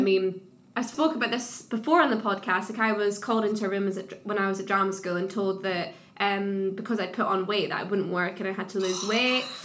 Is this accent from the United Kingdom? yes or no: yes; Scotland, United Kingdom; like little towns where I grew up in Scotland